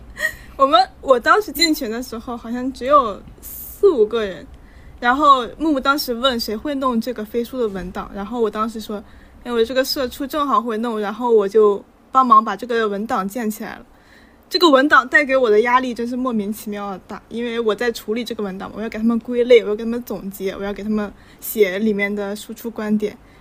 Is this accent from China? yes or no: yes; the North, northern China, China; 我作为一个北方人，从小你们看到综艺是康熙来了，我看的是《奇遇杂谈》